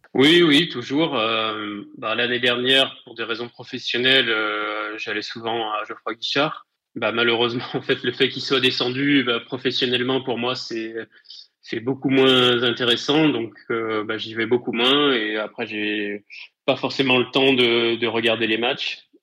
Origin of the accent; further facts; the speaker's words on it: Rive-de-Gier, Auvergne-Rhône-Alpes, France; also born or lived in Saint-Étienne; je suis originaire de la Loire. Plus précisément, j'ai grandi sur le secteur Saint-Joseph, Rive de Gier